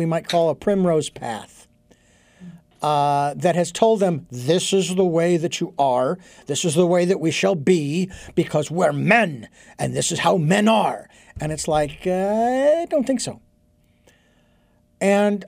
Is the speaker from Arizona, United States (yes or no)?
yes; Phoenix, Arizona, United States; growing up in Phoenix, it was always hot.